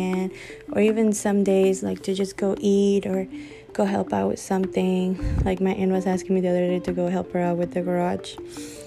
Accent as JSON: {"language": "English", "country": "Venezuela", "moved": "yes", "said": "I'm from Venezuela"}